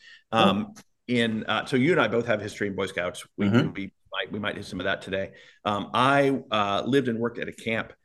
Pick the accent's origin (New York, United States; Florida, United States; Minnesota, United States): Florida, United States; Miami; moved away as an adult; also born or lived in Michigan / North Carolina; now in Palm Springs, United States; I grew up in Florida